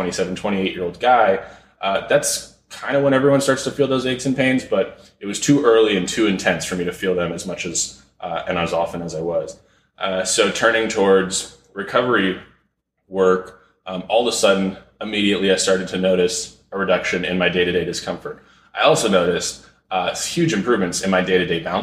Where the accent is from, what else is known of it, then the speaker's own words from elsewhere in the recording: Malibu, California, United States; also born or lived in San Fernando Valley, California; we moved to Malibu, and I grew up here, went to Malibu High School